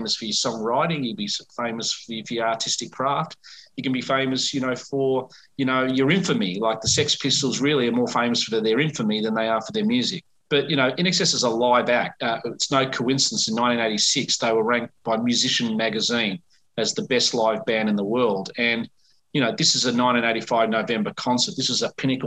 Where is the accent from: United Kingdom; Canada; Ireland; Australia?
Australia; Melbourne, Victoria; it's my hometown